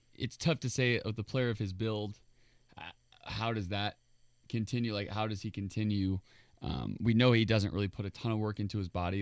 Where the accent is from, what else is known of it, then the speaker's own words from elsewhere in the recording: Indiana, United States; I'm from Indiana